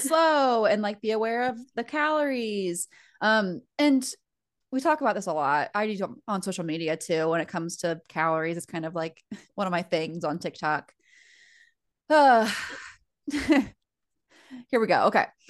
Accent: United States; now in Fort Wayne, United States; we're American

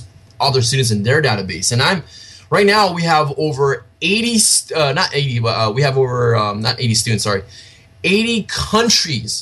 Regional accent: California, United States; I'm from California, so in the United States here.

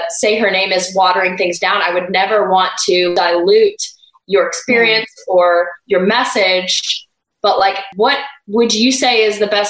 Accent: Canada; I'll say I'm Canadian

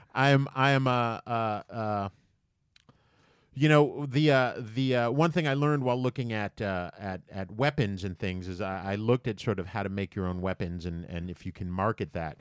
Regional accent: United States; as an American

